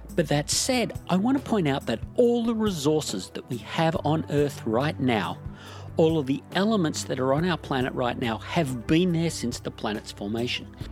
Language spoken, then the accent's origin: English; Australia; My home country of Australia